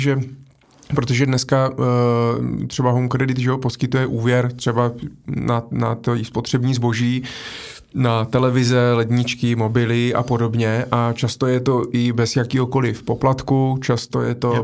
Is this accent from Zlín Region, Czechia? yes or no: no; Brno, South Moravian Region, Czechia; jsem jako z Brna